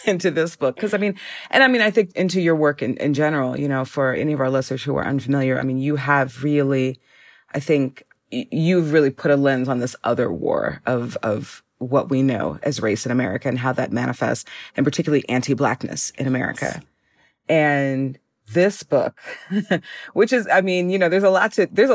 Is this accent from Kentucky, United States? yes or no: no; Minneapolis, Minnesota, United States; now in Chicago, United States; I'm from Minneapolis. I'm from the Twin Cities